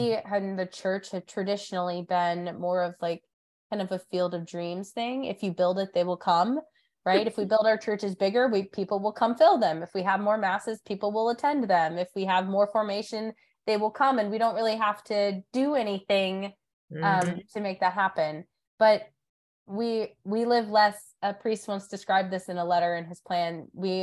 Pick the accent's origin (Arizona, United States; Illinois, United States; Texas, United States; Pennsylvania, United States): Pennsylvania, United States; Diocese of Erie, Northwestern; moved away as an adult; also born or lived in North Carolina; now in Charlotte, United States; I grew up in the Diocese of Erie in Northwestern PA